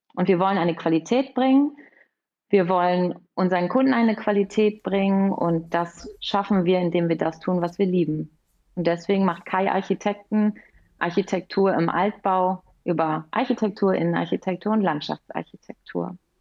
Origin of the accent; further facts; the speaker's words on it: Münster, North Rhine-Westphalia, Germany; Ich komme aus Münster. Hier haben wir auch unser Büro